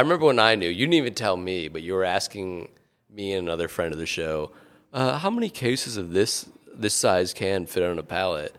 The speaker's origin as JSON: {"language": "English", "region": "Connecticut", "country": "United States", "tie": "born or raised there", "moved": "yes", "said": "I grew up in Connecticut"}